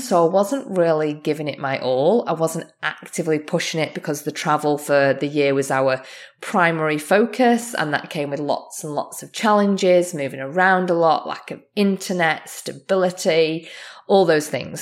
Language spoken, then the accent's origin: English; Australia; also born or lived in England; now in Canada; as an Australian, I'm also English